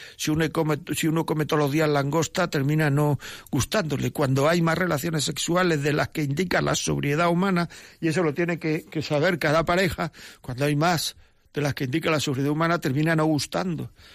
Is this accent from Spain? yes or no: yes; Granada, Andalusia, Spain; now in Madrid, Spain; vivo en Madrid aunque soy de Granada